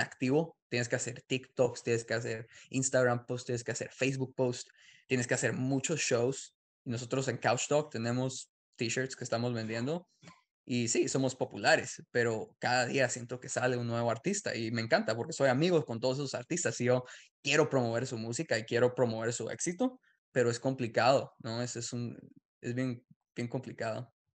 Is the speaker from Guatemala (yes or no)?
yes; Guatemala; now in United States; yo nací en Guatemala